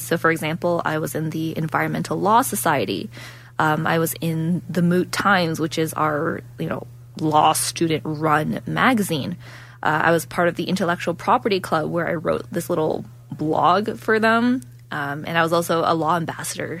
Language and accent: English; Ontario, Canada; moved away as an adult; now in Calgary, Canada; I'm originally from Ontario, so moving over from Ontario over to um, Alberta was a big change